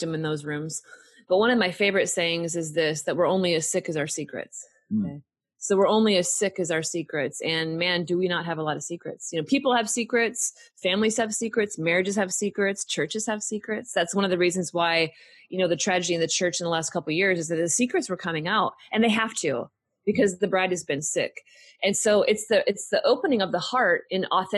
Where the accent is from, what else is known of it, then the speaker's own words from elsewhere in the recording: Pacific Northwest, United States; now in Texas, United States; I grew up in the Pacific Northwest in the rainy Northwest